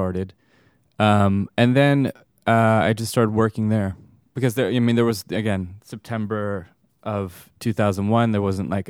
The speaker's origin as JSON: {"language": "English", "region": "California", "country": "United States", "tie": "born or raised there", "said": "I grew up in California. That's my point of origin. So more specifically, Northern California, suburbs of San Francisco."}